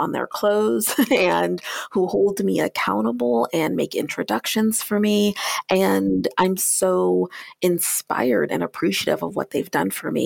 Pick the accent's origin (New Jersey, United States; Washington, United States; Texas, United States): Washington, United States; Tacoma; I was born 9 months later at Fort Lewis Army Base in Tacoma, Washington, which is how I came to hail from the Pacific Northwest